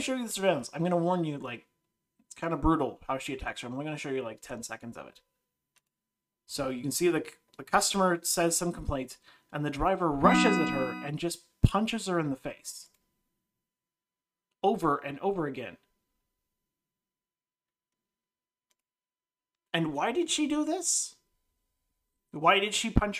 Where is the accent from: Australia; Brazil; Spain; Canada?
Canada; I grew up in Canada